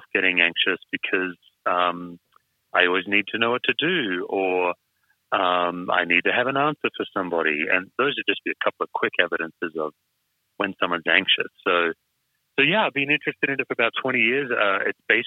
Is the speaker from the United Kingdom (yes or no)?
no; Western Australia, Australia; I'm an Aussie, West Australian